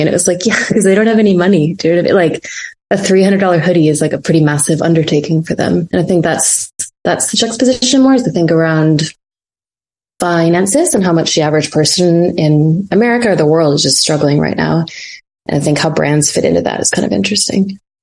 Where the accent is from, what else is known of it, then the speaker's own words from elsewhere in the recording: Fargo, North Dakota, United States; now in New York, United States; I grew up in North Dakota